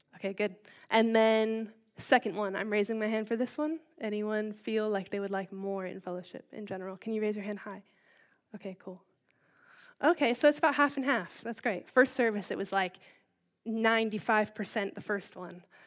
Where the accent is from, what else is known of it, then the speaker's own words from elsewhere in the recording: Baltimore, Maryland, United States; moved away as an adult; also born or lived in California; now in Bishop's Stortford, United Kingdom; I'm from Baltimore, uh, Maryland, which is on the East Coast. Um, I grew up there with my older brother